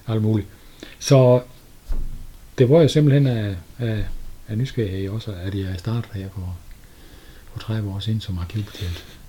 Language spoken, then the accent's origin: Danish; Sønderborg, Southern Denmark, Denmark; Jeg er født i Sønderborg